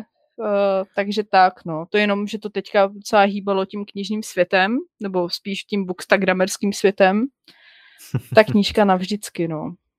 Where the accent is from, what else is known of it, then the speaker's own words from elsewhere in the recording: Czechia; my jako Češi